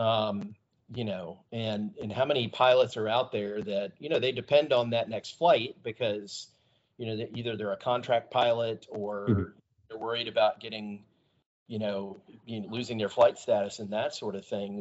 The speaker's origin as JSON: {"language": "English", "region": "Texas", "country": "United States", "tie": "born or raised there", "also_born_or_lived": "Georgia (near Warner Robins Air Force Base)", "moved": "as an adult", "said": "we moved to the great state of Texas and we spent a whole bunch of time in Texas. Gosh, what is it, 1980? 1986 uh, uh, until my wife and I moved away from Texas in 2011"}